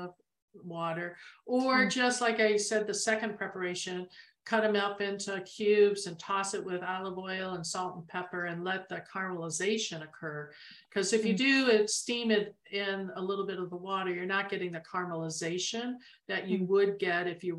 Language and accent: English; Arizona, United States; we're from Arizona